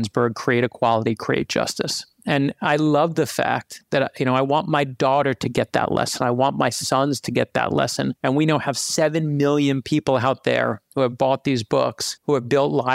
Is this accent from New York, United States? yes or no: yes; New York City, New York, United States; growing up in Brooklyn, New York, which is where I actually grew up